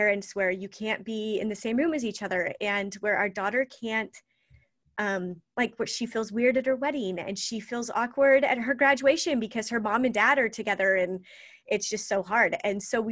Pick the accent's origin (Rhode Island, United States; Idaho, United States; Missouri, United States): Idaho, United States; And so I grew up in Idaho. I've lived a whole bunch of different places, but Idaho's always been home, and that's where I am now.